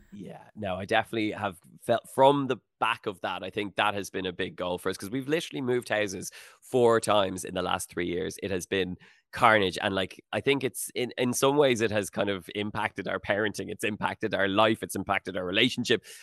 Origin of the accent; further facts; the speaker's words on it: Howth, Leinster, Ireland; moved away as an adult; also born or lived in Sutton, Dublin / Los Angeles; I grew up in Houghton